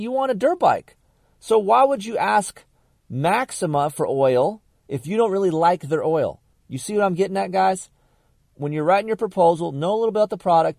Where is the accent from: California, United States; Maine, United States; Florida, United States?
California, United States; I grew up in Asparagus, California, desert guy